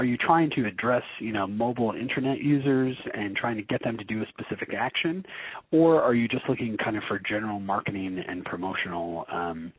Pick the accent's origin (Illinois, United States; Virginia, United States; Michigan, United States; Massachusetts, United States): Michigan, United States; Detroit; also born or lived in Brooklyn, New York; now in northern Michigan, United States; I'm originally from Michigan. I'm originally from Detroit.